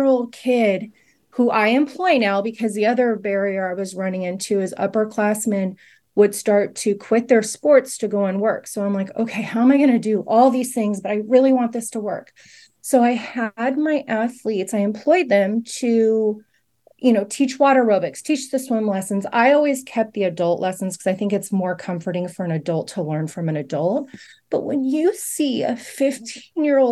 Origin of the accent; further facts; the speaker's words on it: Fresno, California, United States; moved away as an adult; I grew up in Fresno. I went to Fresno High School.